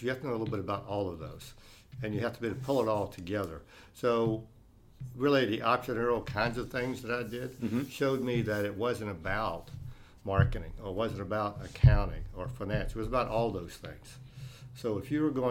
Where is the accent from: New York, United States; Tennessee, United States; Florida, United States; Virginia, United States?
Virginia, United States; Virginia Beach; I grew up in Virginia, down in the Virginia Beach area. We call it Tidewater area.